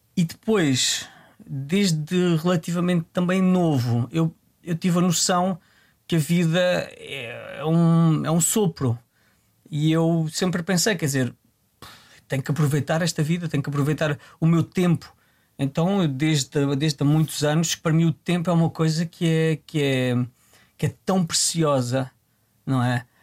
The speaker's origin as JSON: {"language": "Portuguese", "town": "Tramagal", "region": "Santarém District", "country": "Portugal", "tie": "born or raised there", "said": "Eu desde muito novo, eu venho de uma, venho de uma terra, venho do Tramagal"}